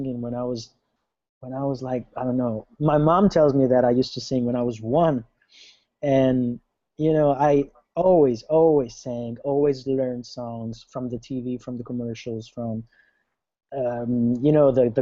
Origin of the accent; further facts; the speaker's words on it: Italy; moved away; I'm from Italy. I'm originally from Italy.